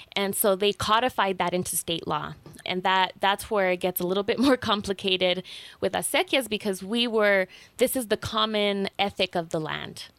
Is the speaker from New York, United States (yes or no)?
no; Taos, New Mexico, United States; I grew up here in Taos, in, in Llano Quemado